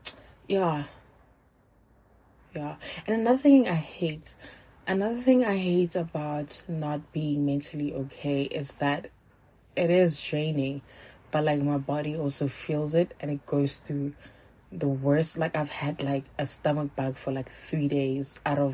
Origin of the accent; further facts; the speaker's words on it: Johannesburg, Gauteng, South Africa; also born or lived in Limpopo; I grew up two places, but like I grew up in Limpopo, and I was living with my aunts and a few of my cousins. So in 2006, I moved back here to Joburg to live with my mom